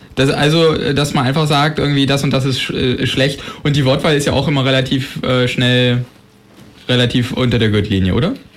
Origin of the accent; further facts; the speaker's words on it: Germany; wir Deutschen